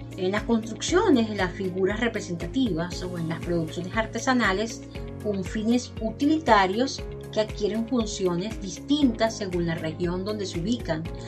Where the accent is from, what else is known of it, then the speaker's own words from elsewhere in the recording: Venezuela; Yo soy venezolana